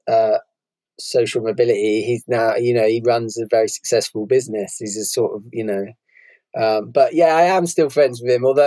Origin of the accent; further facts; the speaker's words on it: Bristol, South West England, United Kingdom; when I was growing up, I was brought up in Bristol, um, very class segregated city